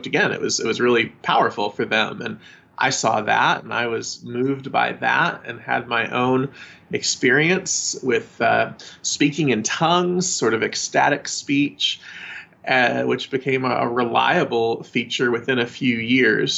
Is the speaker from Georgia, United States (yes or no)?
yes; Atlanta, Georgia, United States; moved away as an adult; also born or lived in Raleigh, North Carolina; I grew up in the Bible Belt in Georgia, suburban metro Atlanta area, Georgia